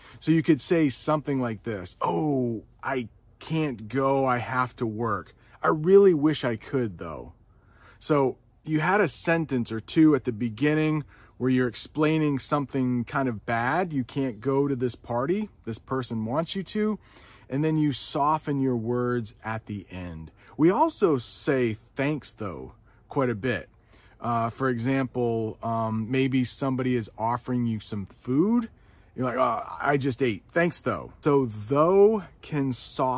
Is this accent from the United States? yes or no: yes; United States; I'm an American